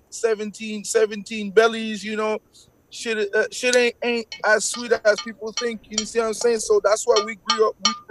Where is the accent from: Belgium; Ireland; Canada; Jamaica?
Canada; Montreal, Quebec; first language French; English is a second language; I'm from St. Henry